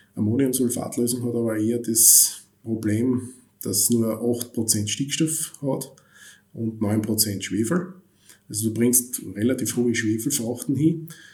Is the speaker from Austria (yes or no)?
yes; Austria; bei uns in Österreich